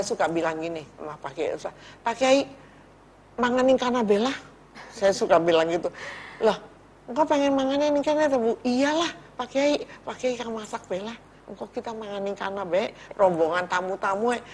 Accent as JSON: {"language": "Indonesian", "town": "Cirebon", "region": "West Java", "country": "Indonesia", "tie": "born or raised there", "said": "saya lahir di kota Cirebon. Iya. Saya besar di kota Cirebon"}